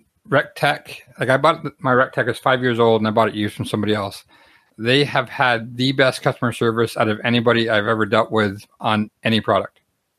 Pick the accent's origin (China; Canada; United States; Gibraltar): Canada; But because I'm from Canada, I can't do an online purchase.